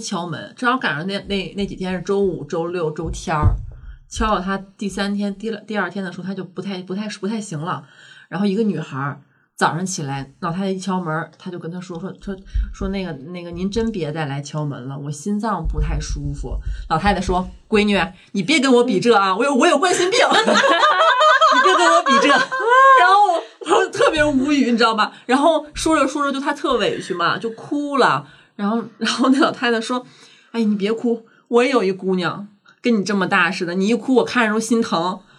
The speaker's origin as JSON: {"language": "Chinese", "region": "Northeast China", "country": "China", "said": "我们东北人就是说话凶点儿。"}